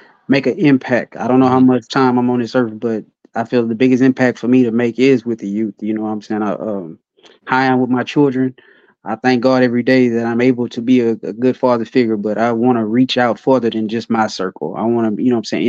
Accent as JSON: {"language": "English", "town": "Beaumont", "region": "Texas", "country": "United States", "tie": "born or raised there", "said": "let me start with Beaumont first before I can kind of move on to anywhere else. Let me start in my hometown"}